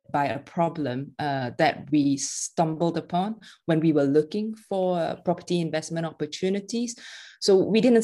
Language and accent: English; Malaysia; moved away; I was born and raised in Malaysia, and my family is still very much there